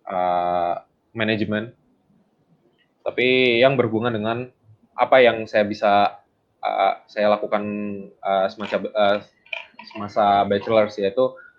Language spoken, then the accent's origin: Indonesian; Bandung, West Java, Indonesia; also born or lived in West Sumatra; saya tinggal di Bandung, uh, saya aslinya orang uh, Sumatera Barat, orang Padang. Hmm. tapi saya memang lahir di Bandung. Jadi orang tua aslinya dari Sumatera Barat.